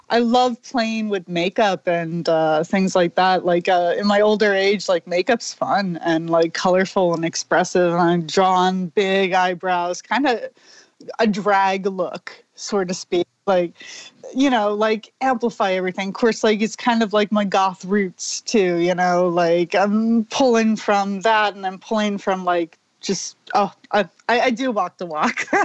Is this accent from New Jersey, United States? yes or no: no; Orlando, Florida, United States; moved away as an adult; also born or lived in New York City; now in Connecticut, United States; I moved from Orlando to New York City